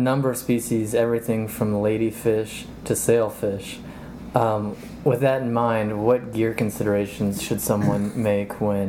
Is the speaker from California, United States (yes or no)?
yes; California, United States; So I'm from California.